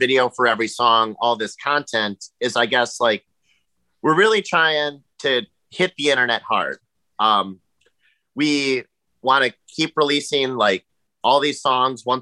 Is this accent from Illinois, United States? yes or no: no; Wisconsin, United States; we're from Wisconsin